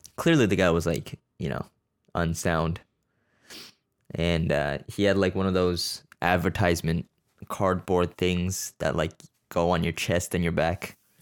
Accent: Canada; I'm born here. I'm Canadian. It's just m, my family's Korean

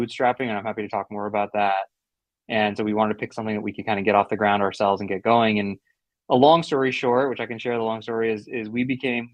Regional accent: St. Louis, Missouri, United States; I'm born and raised in St. Louis, immigrant

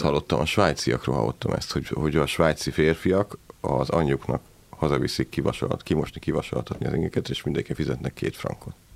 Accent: Szeged, Csongrád-Csanád, Hungary; mi Szegről végre szegediek vagyunk

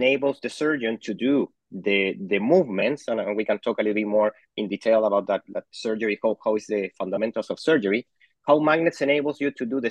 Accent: Santiago, Santiago Metropolitan Region, Chile; My mom is from Chile, but I grew up in Santiago, in Chile.

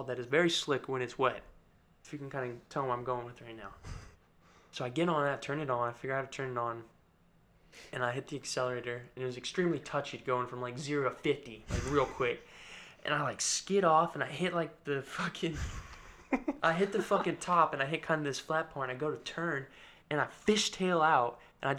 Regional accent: United States; I'm American

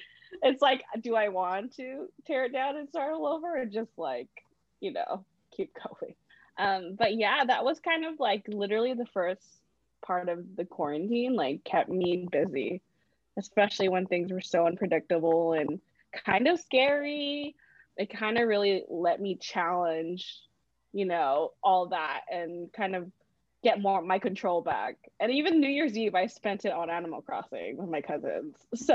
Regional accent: Philippines; I've always wanted to, but, you know, I'm Filipino.

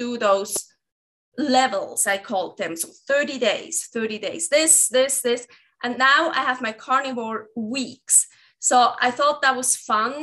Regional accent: Switzerland; English is a second language; moved away as an adult; now in Reno, United States; I have an accent. So I'm from Switzerland

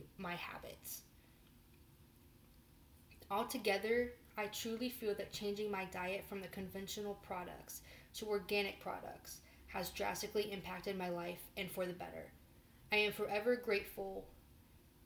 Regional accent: West Virginia, United States; moved away as an adult; also born or lived in Morgantown, West Virginia; now in Chicago, United States; I grew up on a farm that was located in West Virginia

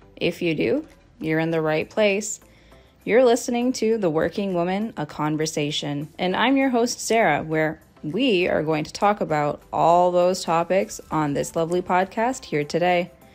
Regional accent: Toronto, Ontario, Canada; born and raised in Toronto, Canada

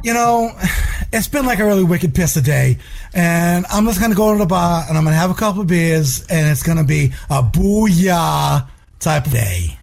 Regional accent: Somerville, Massachusetts, United States; moved away; where I grew up in Somerville

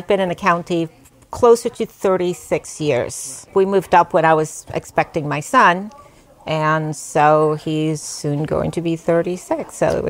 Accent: New York City, New York, United States; moved away as an adult; also born or lived in Bronx, New York / Puerto Rico / Brooklyn, New York; now in Nyack, United States; And then we returned. We lived in Queens, where I went to elementary and junior high school. And then my family moved to Richmond Hill in Queens also.

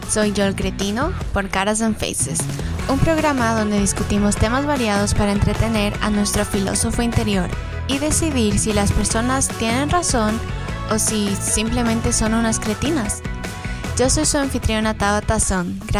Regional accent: Ecuador; Um, yo soy de Ecuador.

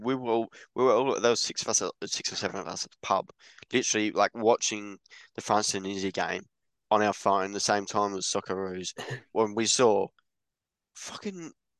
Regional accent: England, United Kingdom; I'm English as well

